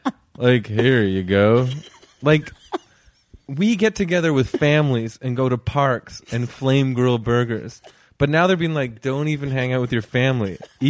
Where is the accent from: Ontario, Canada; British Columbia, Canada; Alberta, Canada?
Ontario, Canada; Toronto; I'm from Toronto.